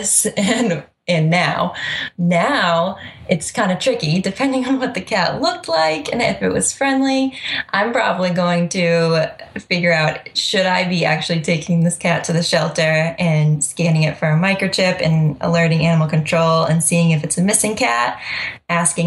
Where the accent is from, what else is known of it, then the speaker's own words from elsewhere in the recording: Freetown, Massachusetts, United States; Middleborough, Lakeville, Freetown, kind of my hometown, which is an hour away.